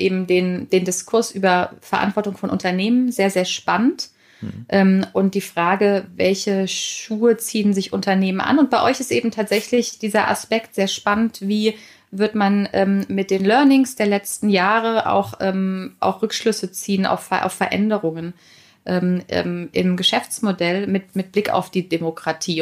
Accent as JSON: {"language": "German", "country": "Germany", "said": "bei uns in Deutschland"}